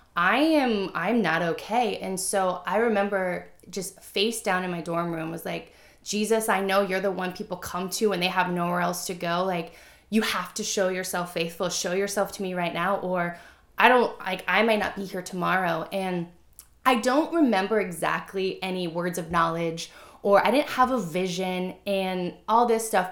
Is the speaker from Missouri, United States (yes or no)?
yes; Missouri, United States; I grew up in Missouri. It's the Bible Belt, right?